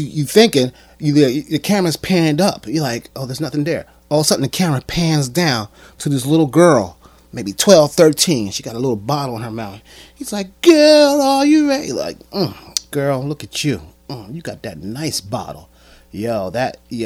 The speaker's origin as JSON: {"language": "English", "town": "Atlantic City", "region": "New Jersey", "country": "United States", "tie": "born or raised there", "said": "I'm born and raised in Atlantic City"}